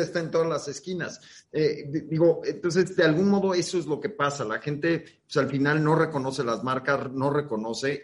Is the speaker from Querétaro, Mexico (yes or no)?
no; Mexico City, Mexico; soy de Benito Juárez y hay un cierto orgullo